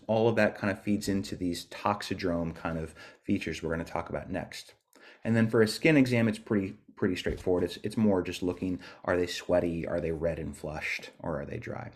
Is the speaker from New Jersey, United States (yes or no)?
no; California, United States; moved away as an adult; now in Dunedin, New Zealand